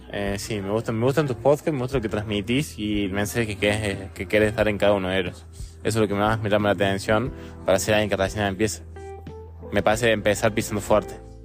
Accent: Argentina; casi todos los argentinos estamos orgullosos

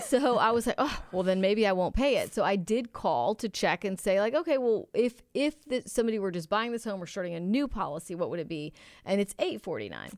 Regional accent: Houston, Texas, United States; growing up in Houston

